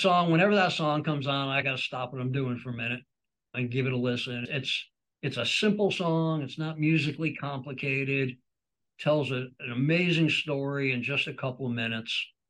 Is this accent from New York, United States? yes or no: yes; New York, United States; Into the Fire has always had a special meaning for me growing up in New York.